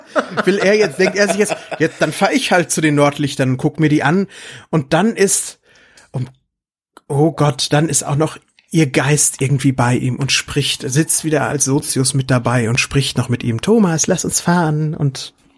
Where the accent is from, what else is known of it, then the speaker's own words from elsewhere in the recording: Lüdenscheid, North Rhine-Westphalia, Germany; 1991 habe ich bei uns in Lüdenscheid im Kapitolkino gese gesessen